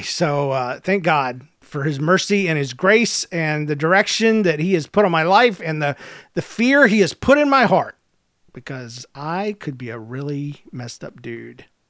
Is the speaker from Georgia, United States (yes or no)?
yes; Georgia, United States; I'm from Georgia